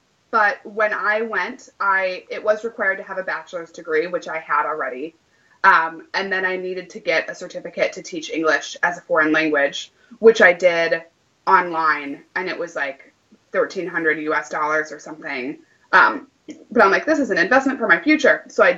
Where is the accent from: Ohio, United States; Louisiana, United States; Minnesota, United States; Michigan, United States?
Minnesota, United States; Minneapolis; also born or lived in Wisconsin; if you were to ask me like, where are you from? I would say Minneapolis, even though I've lived a lot of different places. Even though I lived in Wisconsin for such a long time with my former partner